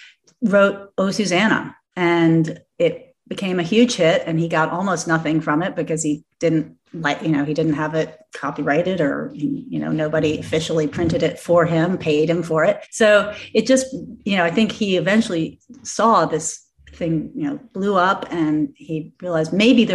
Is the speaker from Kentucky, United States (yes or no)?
yes; Louisville, Kentucky, United States; moved away as an adult; Being a Kentuckian and growing up in Louisville